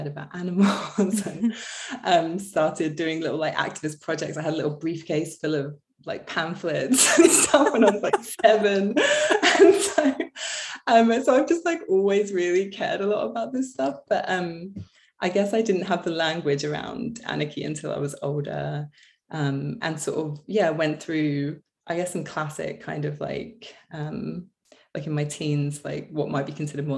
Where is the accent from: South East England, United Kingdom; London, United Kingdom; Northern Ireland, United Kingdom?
South East England, United Kingdom; Canterbury; moved away as an adult; now in Los Angeles, United States; I'm from England